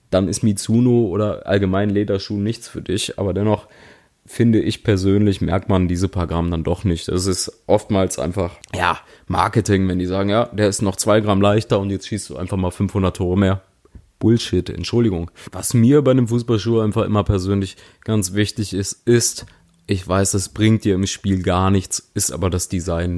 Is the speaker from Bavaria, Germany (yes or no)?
no; Cologne, North Rhine-Westphalia, Germany; ich als Kölner